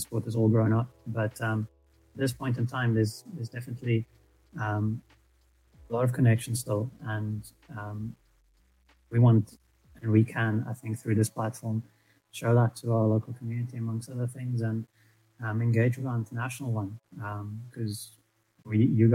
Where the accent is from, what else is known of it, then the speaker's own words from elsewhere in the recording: South Africa; we are South African and we are mostly based in Cape Town.